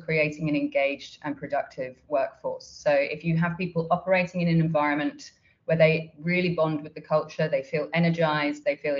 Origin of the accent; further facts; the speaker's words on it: Australia; I'm from Australia